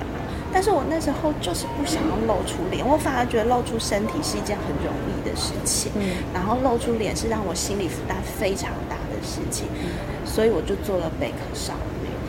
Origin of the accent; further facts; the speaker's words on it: Hualien, Hualien County, Taiwan; now in Taitung, Taiwan; 我其实出生在花莲，我是花莲人，然后现在定居在台东。